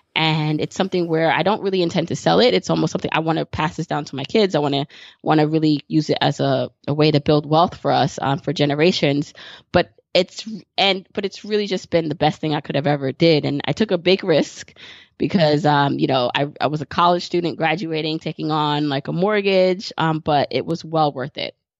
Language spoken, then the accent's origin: English; New York City, New York, United States; I live in New York City and I grew up in Brooklyn